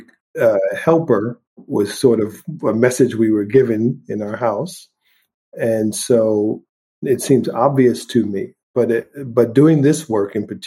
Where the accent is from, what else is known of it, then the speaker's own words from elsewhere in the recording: St. Thomas, U.S. Virgin Islands; I grew up partly in the Caribbean in St. Thomas, Virgin Islands, right? And that was carnival and the beach and relaxation and beautiful weather all year long.